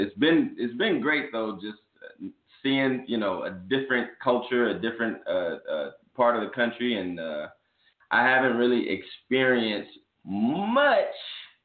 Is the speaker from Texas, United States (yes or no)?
yes; Arlington, Texas, United States; also born or lived in Fort Worth / Mississippi; I'm from Arlington. I'm from Arlington, Texas. I was born in Fort Worth, moved to Arlington shortly after, moved to Mississippi shortly after.